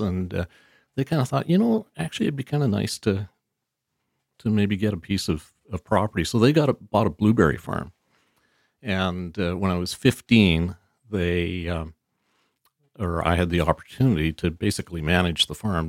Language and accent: English; Vancouver, British Columbia, Canada; born or raised there; also born or lived in Chilliwack / Abbotsford